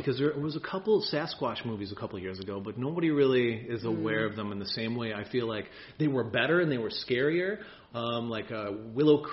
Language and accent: English; Ireland; as an Irishman, or as a couple Irish folks